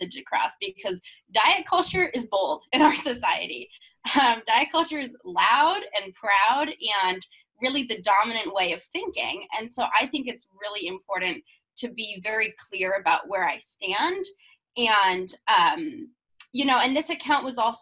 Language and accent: English; Seattle, Washington, United States; my family's from Idaho, but I grew up in Seattle